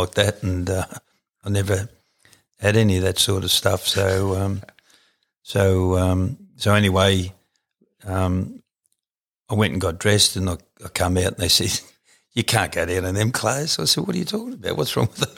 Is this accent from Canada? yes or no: no; Canowindra, New South Wales, Australia; also born or lived in Gooloogong; originally uh, was from a little town called Coneandra